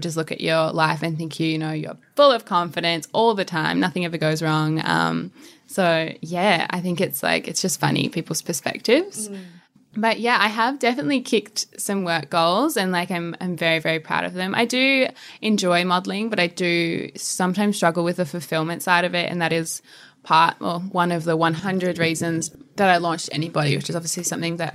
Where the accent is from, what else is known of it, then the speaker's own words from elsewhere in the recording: Perth, Western Australia, Australia; moved away; I grew up in Perth